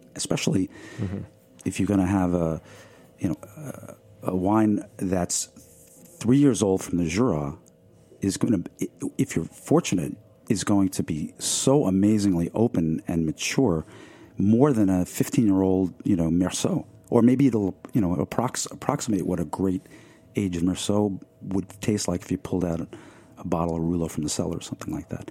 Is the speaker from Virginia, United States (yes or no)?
no; Merrick, New York, United States; growing up in Merrick, Long Island, where I did